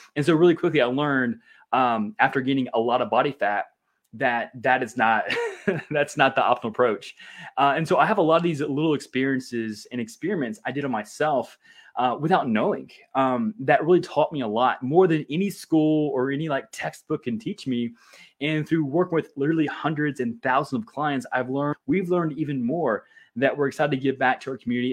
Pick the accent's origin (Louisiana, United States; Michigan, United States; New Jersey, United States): Louisiana, United States; I grew up in Louisiana